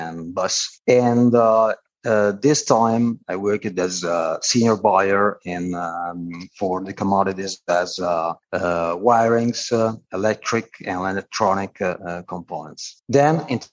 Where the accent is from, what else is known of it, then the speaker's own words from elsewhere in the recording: Turin, Piedmont, Italy; moved away as an adult; also born or lived in Reggio Emilia; my hometown Turin